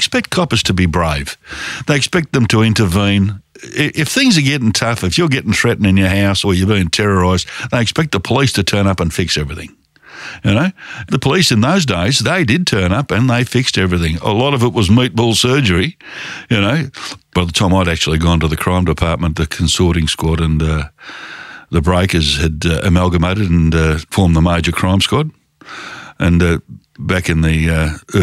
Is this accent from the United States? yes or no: no; Fremantle, Western Australia, Australia; English is a second language; also born or lived in Formia, Italy; I was 2 years old when we came to Australia. The funny part about it is, you know, as a five-year-old going to school, I couldn't speak English at all